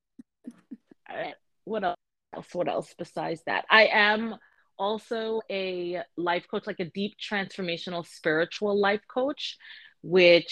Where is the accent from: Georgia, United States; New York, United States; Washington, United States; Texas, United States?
New York, United States; moved away as an adult; now in Florida, United States; I am originally from New York and recently moved to Florida